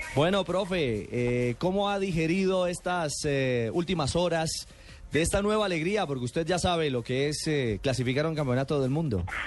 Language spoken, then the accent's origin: Spanish; Colombia; como colombiano